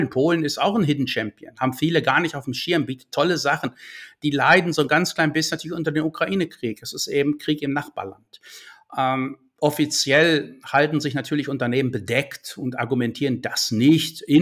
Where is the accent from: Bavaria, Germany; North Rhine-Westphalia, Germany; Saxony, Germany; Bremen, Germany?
North Rhine-Westphalia, Germany; Breckerfeld; Das sah so aus wie meine Heimatstadt Breckerfeld, kurz vor Lüdenscheid.